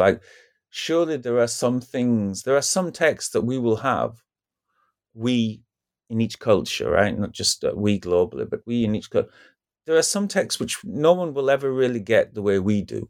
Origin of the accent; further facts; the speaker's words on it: United Kingdom; for example, as a British person, to use a first world example, right?